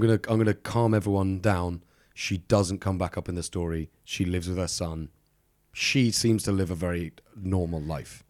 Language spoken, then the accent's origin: English; United Kingdom; I'm very British.